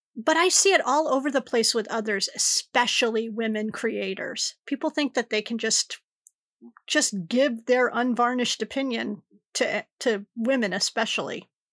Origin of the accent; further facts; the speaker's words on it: Connecticut, United States; I'm from Connecticut